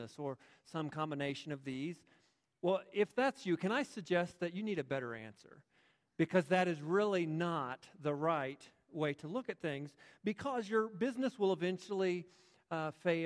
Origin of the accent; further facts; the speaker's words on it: United States; I am proud to be an American.